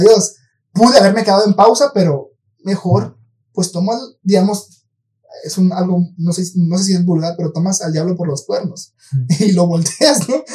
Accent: Mexico; somos mexicanos, para los que nos escuchan aquí en México

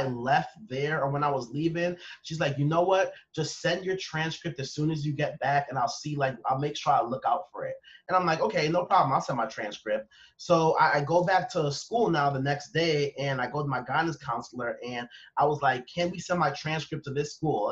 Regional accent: Long Island, New York, United States; I was raised in Long Island

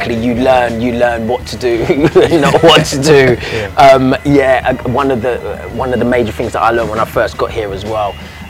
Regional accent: London, United Kingdom; moved away; we're from London

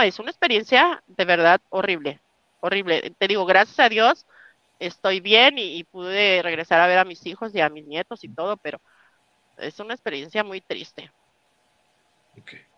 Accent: Mexico; moved away as an adult; now in United States; la experiencia adquirida en, las carreteras mexicanas me hace sentir muy feliz, me hace sentirme orgullosa de mi, tierra

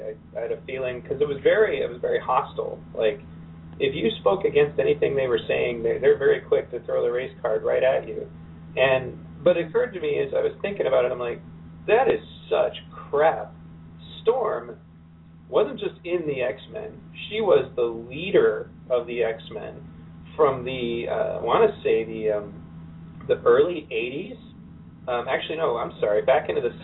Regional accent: Pontiac, Michigan, United States; growing up in Pontiac

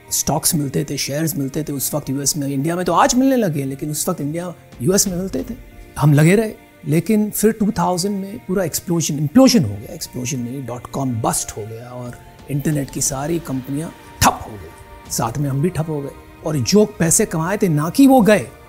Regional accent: Mumbai, Maharashtra, India; पैदाइशी बम्बई की है

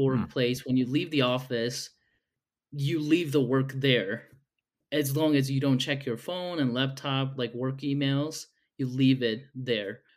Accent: South Korea; now in Utah, United States; I'm originally from Korea, but I've moved to the States probably twelve years ago.

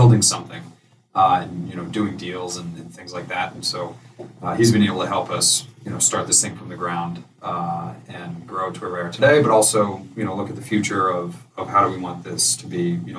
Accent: New Canaan, Connecticut, United States; also born or lived in Hartford; we grew up in New Canaan, so we know this area.

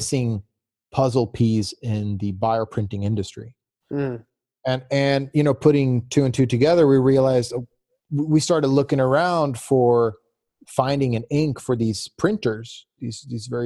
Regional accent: Gothenburg, Västra Götaland, Sweden; also born or lived in Virginia, United States; now in Gothenburg, Sweden; I got into a school in Gothenburg, so the city where I was born

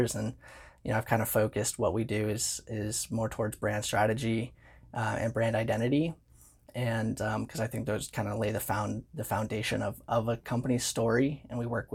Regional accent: San Diego, California, United States; I grew up in San Diego

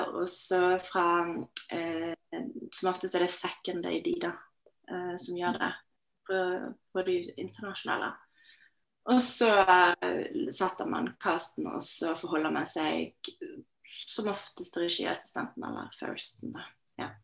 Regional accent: Norway; jeg vokste opp i Norge

